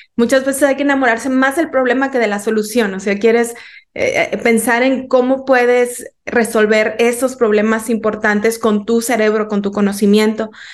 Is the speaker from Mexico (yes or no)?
yes; Mexico; como mexicanos